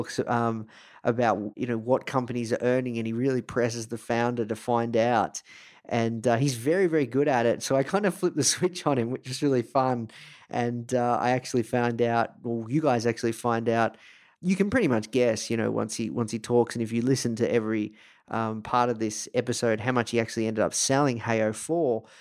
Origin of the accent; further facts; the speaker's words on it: Melbourne, Victoria, Australia; coming to you from Melbourne, Australia, live, repping my hometown